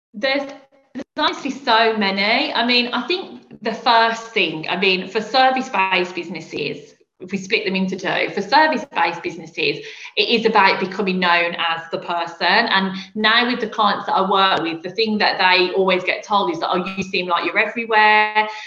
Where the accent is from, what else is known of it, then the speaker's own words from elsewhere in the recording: Birmingham, West Midlands, United Kingdom; I'm not from London, as you can probably hear from my accent. I'm from Birmingham